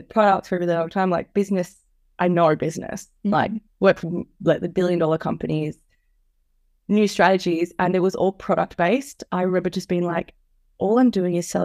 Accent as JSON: {"language": "English", "town": "Melbourne", "region": "Victoria", "country": "Australia", "tie": "born or raised there", "moved": "as an adult", "lives_now": "Queensland, Australia", "said": "I grew up in Melbourne"}